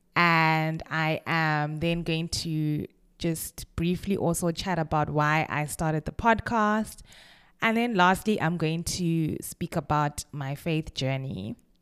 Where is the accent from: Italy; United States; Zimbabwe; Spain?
Zimbabwe; Kwekwe, Midlands; moved away as an adult; also born or lived in Bulawayo, Zimbabwe / Cape Town, South Africa; now in London, United Kingdom; I was born in Kwekwe, which is a small, a relatively small city in Zimbabwe